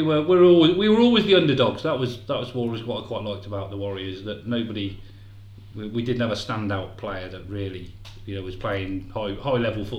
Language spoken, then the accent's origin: English; Oxford, South East England, United Kingdom; I came from Barton.